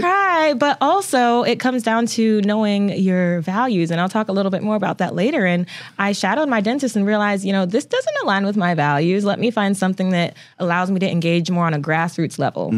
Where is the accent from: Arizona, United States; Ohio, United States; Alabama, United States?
Ohio, United States; Toledo; now in Oklahoma, United States; Ohio is a very important part of my upbringing